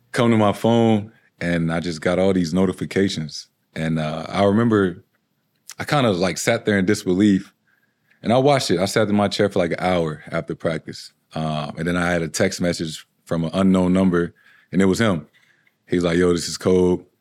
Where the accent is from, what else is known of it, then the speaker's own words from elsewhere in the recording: St. Louis, Missouri, United States; moved away as an adult; now in Boston, United States; Growing up in Saint Louis